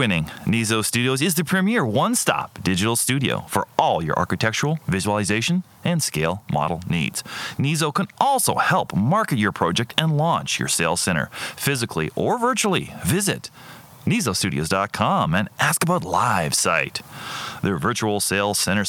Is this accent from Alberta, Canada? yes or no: no; Guelph, Ontario, Canada; I'm from Guelph. Born and raised. Okay. Yeah, born and raised in Guelph.